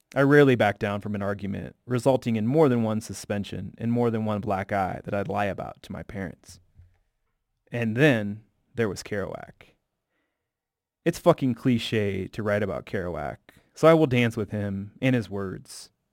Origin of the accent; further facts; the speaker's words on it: Bloomington, Illinois, United States; moved away; my most vivid memories as a kid growing up in the Midwest